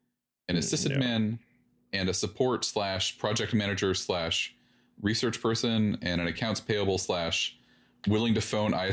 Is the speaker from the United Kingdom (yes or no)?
no; Canada; I'm Canadian, nope.